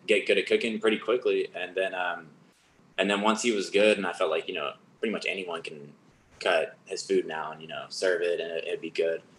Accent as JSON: {"language": "English", "town": "Arlington", "region": "Texas", "country": "United States", "tie": "born or raised there", "also_born_or_lived": "Georgia, United States / Austin, Texas", "said": "I moved I moved to Arlington when I was"}